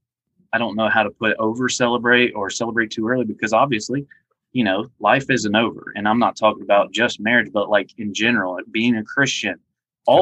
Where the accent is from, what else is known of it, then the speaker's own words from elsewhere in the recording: Ohio, United States; now in Georgia, United States; probably 11 years old growing up in Ohio, I live in Georgia now